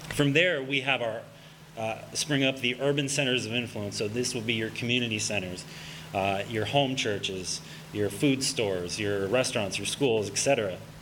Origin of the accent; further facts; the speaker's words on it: Pennsylvania, United States; also born or lived in Allentown, Pennsylvania; I'm from Pennsylvania. I'm, I'm living in Allentown, Pennsylvania right now